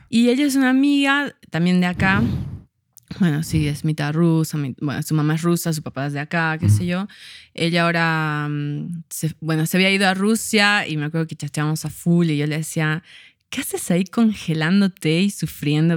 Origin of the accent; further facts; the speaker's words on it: Cochabamba, Bolivia; also born or lived in La Paz, Bolivia; nací en La Paz, ah, pero viví acá.